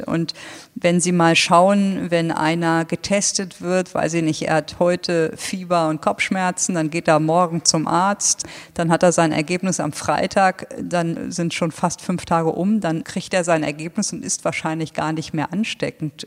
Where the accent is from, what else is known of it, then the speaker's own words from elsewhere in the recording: Lower Saxony, Germany; moved away; ich bin echter Niedersachse